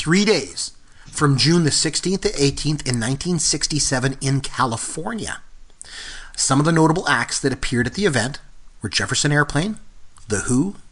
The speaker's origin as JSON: {"language": "English", "town": "Port Elgin", "region": "Ontario", "country": "Canada", "tie": "born or raised there", "said": "came up to Port Elgin, which is my hometown"}